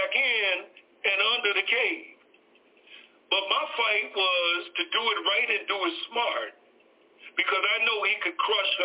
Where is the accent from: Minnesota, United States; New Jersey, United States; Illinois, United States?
Illinois, United States; Chicago; born and raised on 65th and Blackstone in 1960